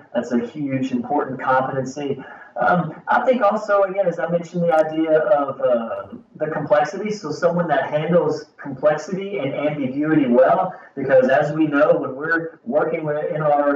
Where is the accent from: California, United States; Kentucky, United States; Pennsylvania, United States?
Kentucky, United States; I'm from Kentucky here in the United States, in the southern part of the United States